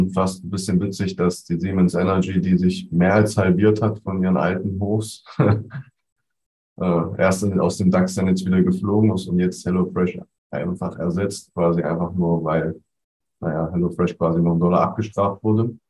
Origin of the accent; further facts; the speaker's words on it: East Germany, Germany; Also ich als Ossi freue mich da doppelt.